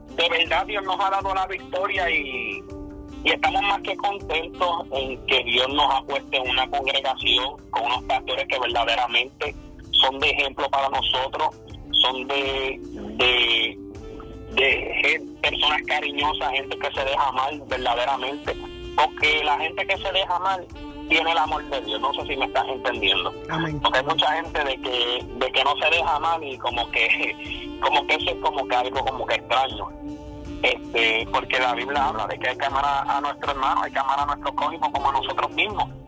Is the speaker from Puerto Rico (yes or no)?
yes; central Puerto Rico, Puerto Rico; now in United States; de nacionalidad, perdón, este, somos de Puerto Rico, este, somos del centro del corazón de la isla, habituado Puerto Rico. Y solamente llevamos 10 años por acá en en Estados Unidos